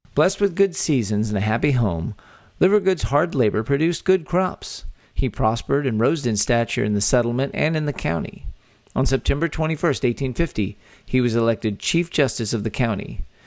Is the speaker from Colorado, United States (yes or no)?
no; Texas, United States; born or raised there